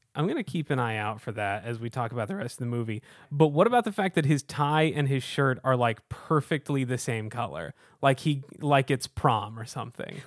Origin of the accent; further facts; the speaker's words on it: Houston, Texas, United States; now in Chicago, United States; I was born and raised in Houston, Texas, a very hot part of the country